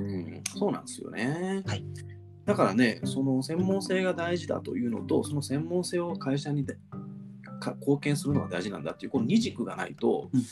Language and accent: Japanese; Sakai, Osaka, Japan; moved away as an adult; now in Tokyo, Japan; 僕たちのねあの地元の大阪の堺市